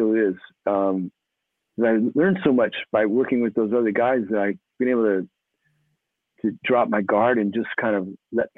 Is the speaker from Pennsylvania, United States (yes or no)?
yes; Philadelphia, Pennsylvania, United States; We grew up in Philadelphia together.